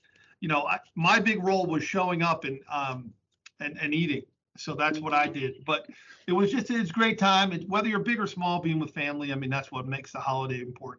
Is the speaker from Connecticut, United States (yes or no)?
yes; Connecticut, United States; now in Pennsylvania, United States; I grew up in Connecticut, so I was back in my old state there for the holidays.